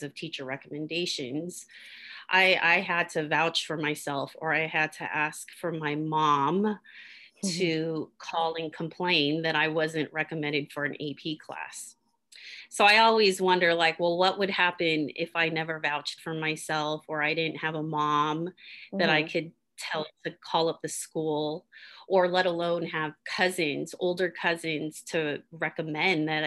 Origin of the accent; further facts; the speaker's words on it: Oakland, California, United States; I was born and raised in Oakland